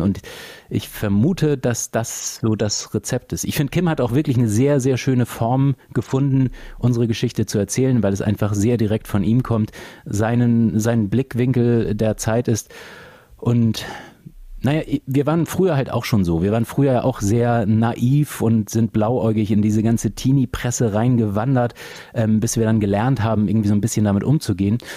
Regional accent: Flensburg, Schleswig-Holstein, Germany; moved away; also born or lived in Hamburg; in meiner alten Heimat Flensburg

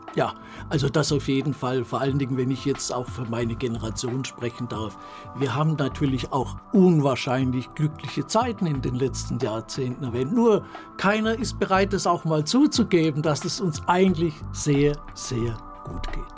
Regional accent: Rottenburg am Neckar, Baden-Württemberg, Germany; also born or lived in Stuttgart; meine Mutter ist dann mit mir und meinem Bruder nach Rottenburg am Neckar gezogen

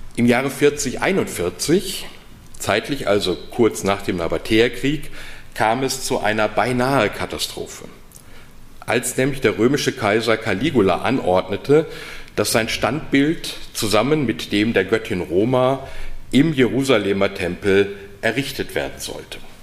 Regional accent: North Rhine-Westphalia, Germany; accent: Westphalian; now in Heidelberg, Germany; als gebürtiger Westfale

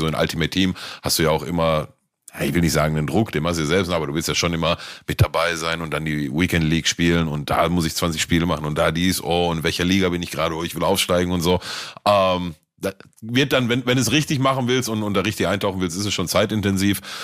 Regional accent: Gelsenkirchen, North Rhine-Westphalia, Germany; bei uns in Gelsenkirchen, Ückendorf

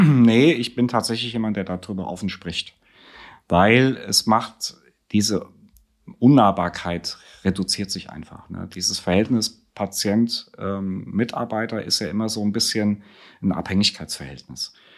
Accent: Friedberg, Hesse, Germany; moved away as an adult; in Friedberg geboren, also ich bin klassischer Mittelhesse

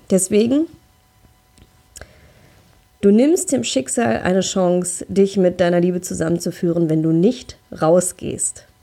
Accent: North Rhine-Westphalia, Germany; Also ich komme hier aus dem Ruhrgebiet, wir haben hier in Essen Frauenpartys

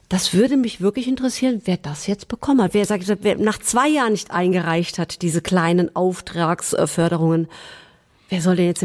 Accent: Hesse, Germany; ich komme ja aus dem Gießener Landkreis

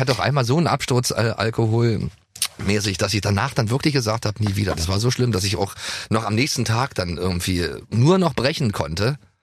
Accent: East Germany, Germany

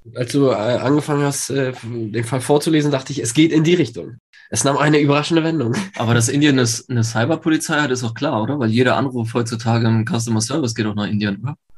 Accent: Poland; now in Germany; ich komm ja äh, ursprünglich aus Polen

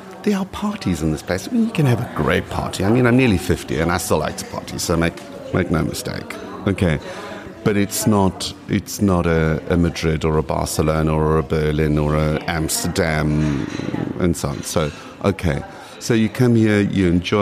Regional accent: South Africa; first language English; moved away as an adult; also born or lived in Düsseldorf, Germany; now in Vienna, Austria; I spoke Afrikaans coming from South Africa, I mean, I studied in Afrikaans, although my mother tongue is English.

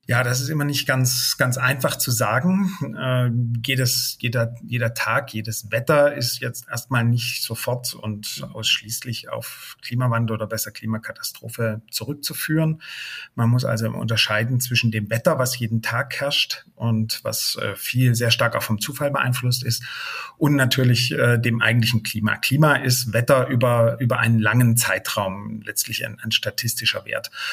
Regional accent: Germany; bei uns in Deutschland

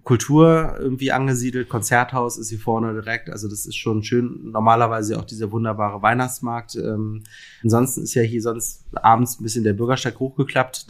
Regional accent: Berlin, Germany; also born or lived in Mainz / Lüneburg; ich bin ja Berliner, in Berlin geboren und äh, bis auf einen kleinen Zwischenstopp in Mainz

